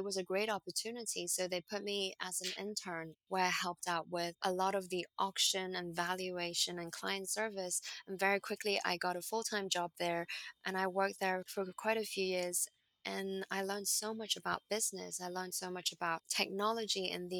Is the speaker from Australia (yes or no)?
no; Hong Kong; moved away as an adult; also born or lived in Boston, United States; I grew up in Hong Kong.